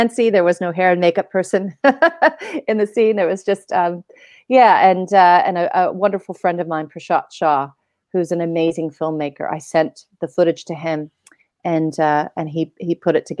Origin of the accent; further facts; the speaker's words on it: Oregon, United States; now in New Zealand; as a child growing up in Oregon